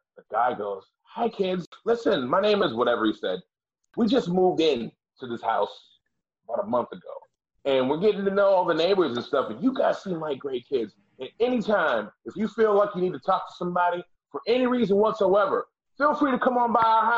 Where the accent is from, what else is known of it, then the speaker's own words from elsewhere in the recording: Boston, Massachusetts, United States; I'm from Dorchester